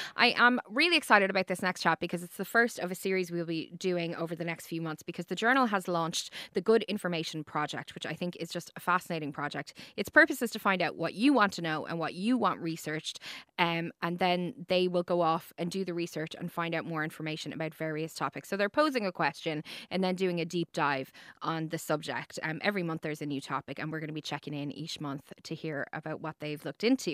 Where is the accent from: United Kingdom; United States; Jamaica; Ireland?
Ireland; as Irish people